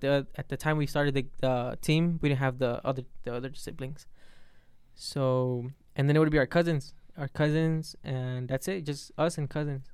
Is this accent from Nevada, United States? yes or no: yes; Las Vegas, Nevada, United States; also born or lived in Puebla, Mexico; when I was three, I came here to, to U S, to Vegas. It's, I think, yeah, it's the first, pretty much where I grew up